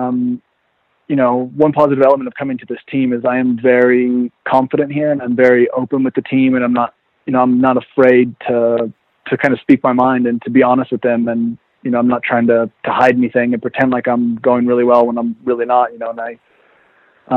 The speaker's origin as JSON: {"language": "English", "region": "Oregon", "country": "United States", "tie": "born or raised there", "also_born_or_lived": "Vermont", "moved": "as an adult", "lives_now": "Nice, France", "said": "I grew up in Oregon in the mountains"}